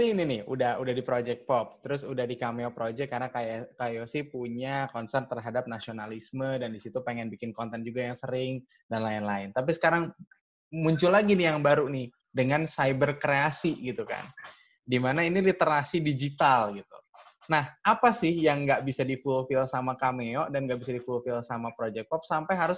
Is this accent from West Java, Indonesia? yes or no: yes; Bandung, West Java, Indonesia; born there; Aku ya, lihat tuh sekitarnya tuh Bandung gitu loh. Aku pun lahir di Bandung gitu